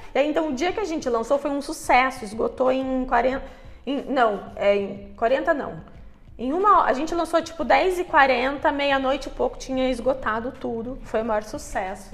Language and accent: Portuguese; Curitiba, Paraná, Brazil; moved away; eu cresci em Curitiba, né, que é uma cidade, é uma capital